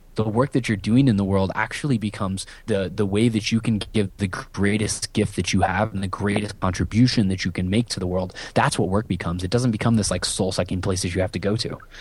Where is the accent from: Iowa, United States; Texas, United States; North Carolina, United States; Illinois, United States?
Iowa, United States; Southeast; I grew up in a town of six hundred people in the middle of nowhere in Iowa.